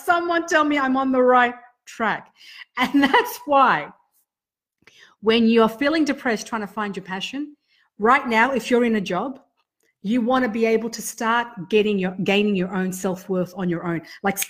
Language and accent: English; Sydney, New South Wales, Australia; now in Canberra, Australia; I came from Sydney, a big city where it was a different landscape, right? Total different landscape. And I came to Canberra